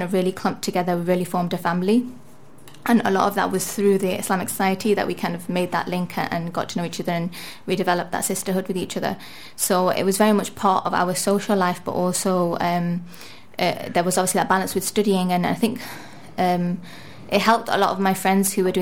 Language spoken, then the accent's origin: English; Manchester, North West England, United Kingdom; also born or lived in Liverpool; I was born and brought up in Manchester, England